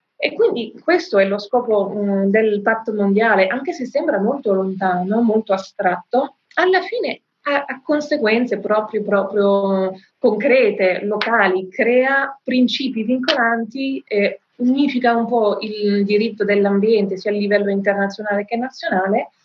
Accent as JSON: {"language": "Italian", "country": "France", "said": "Nel mio paese, in Francia"}